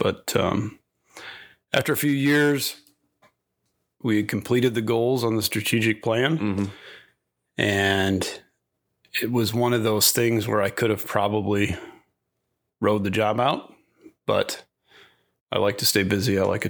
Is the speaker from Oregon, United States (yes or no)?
no; Sioux Falls, South Dakota, United States; moved away as an adult; also born or lived in Arlington, South Dakota / Fort Hood, Texas; now in Dell Rapids, United States; I grew up in Sioux Falls. I graduated from Lincoln High School, went to USD, I went through ROTC at USD